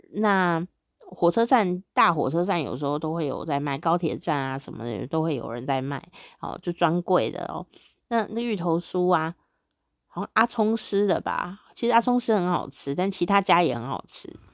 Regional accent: Taiwan; 我们台湾有很多菜

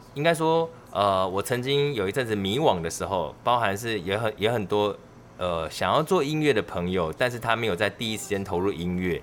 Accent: Kaohsiung, Taiwan; 我是高雄人

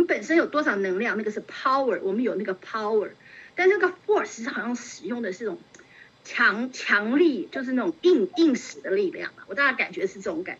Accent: China; 我当时就觉得，哎呀，我们中国人怎么那么有智慧呢？

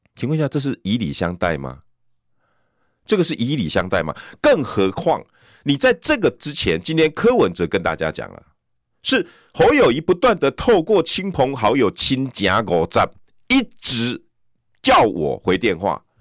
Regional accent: Taiwan; 我们家乡

